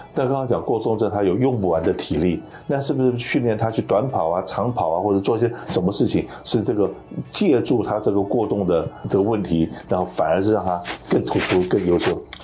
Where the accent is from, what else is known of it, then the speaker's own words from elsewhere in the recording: Taiwan; moved away as an adult; now in United States; 我是从台湾出生长大，然后来到美国